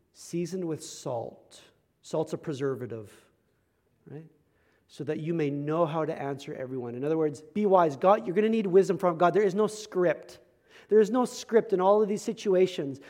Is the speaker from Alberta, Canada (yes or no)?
yes; Medicine Hat, Alberta, Canada; I grew up in Medicine Hat, Alberta